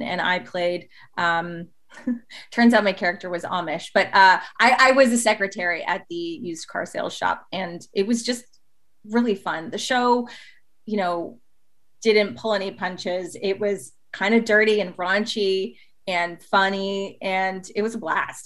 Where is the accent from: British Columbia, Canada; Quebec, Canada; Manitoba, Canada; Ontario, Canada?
Ontario, Canada; Toronto; now in Los Angeles, United States; growing up in Toronto, which is kind of like little New York